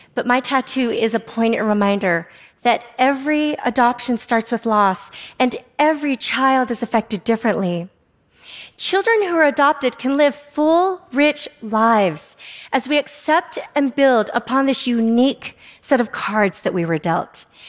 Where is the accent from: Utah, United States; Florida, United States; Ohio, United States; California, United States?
Utah, United States; Salt Lake City; also born or lived in South Korea; was three years old, I was transracially adopted from South Korea by a white family in Salt Lake City, Utah. I arrived in America